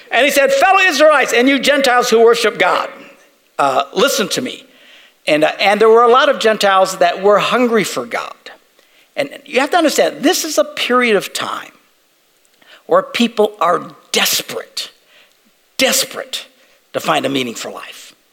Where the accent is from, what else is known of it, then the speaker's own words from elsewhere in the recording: Green Bay, Wisconsin, United States; We're from Green Bay.